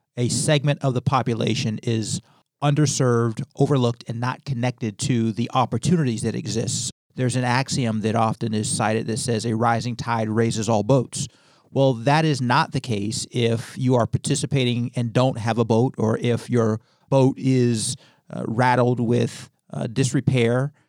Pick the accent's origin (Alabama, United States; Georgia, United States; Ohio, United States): Ohio, United States; Youngstown; moved away as an adult; now in Hartford, United States; director of economic development in my hometown of Youngstown, Ohio